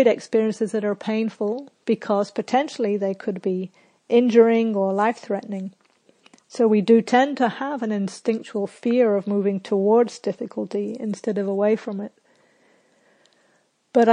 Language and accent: English; Scotland, United Kingdom; when I was a little kid growing up in Scotland